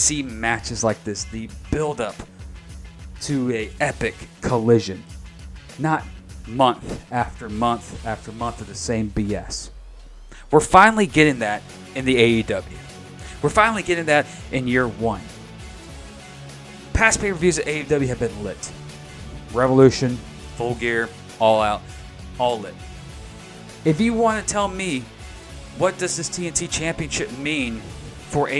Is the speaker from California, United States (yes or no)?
no; Jacksonville, Florida, United States; Jacksonville, Florida, my hometown. Duval, rep it